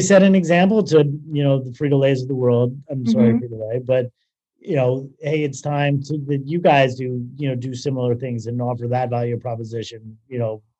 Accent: Toronto, Ontario, Canada; accent: Canadian; moved away as an adult; I'm originally from Toronto. Yeah, Toronto.

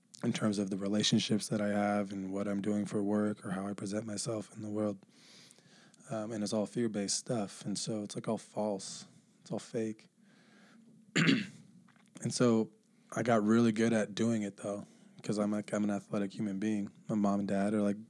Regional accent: Bellevue, Washington, United States; born or raised there; also born or lived in Honolulu, Hawaii

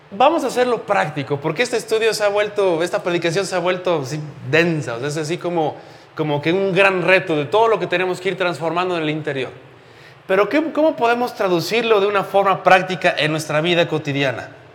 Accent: Mexico; como buenos eh, mexicanos crecimos en una cultura completamente religiosa

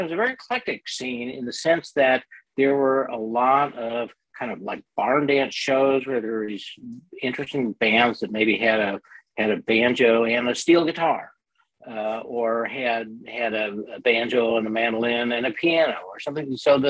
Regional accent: Rochester, New York, United States; I grew up in Rochester. I went to high school in Rochester, New York. So there's a country music audience there. There's a country music radio station.

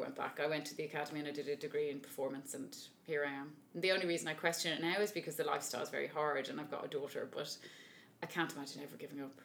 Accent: Dublin, Leinster, Ireland; I'm from Dublin, and I'm an opera singer

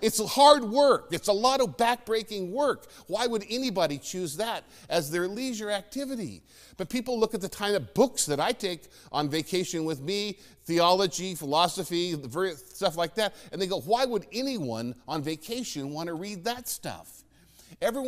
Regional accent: Phoenix, Arizona, United States; moved away as an adult; growing up in Phoenix

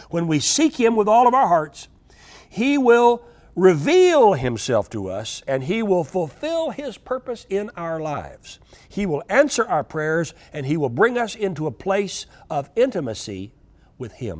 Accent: United States; I'm an American

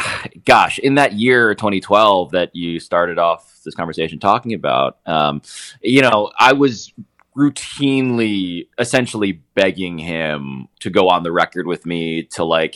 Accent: New York City, New York, United States; as a New Yorker

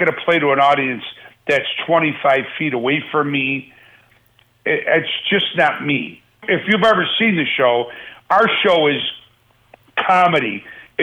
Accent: Buffalo, New York, United States; now in Las Vegas, United States; I love my hometown

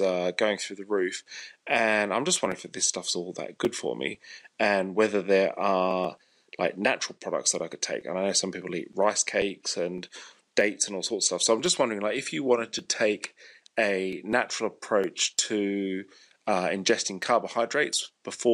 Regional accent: Australia; now in Sussex, United Kingdom; I live in Sussex in the UK, but I'm from Australia. Been here a long time.

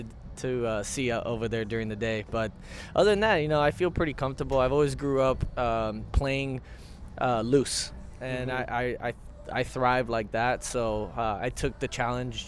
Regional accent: Florida, United States; to be back in my home state

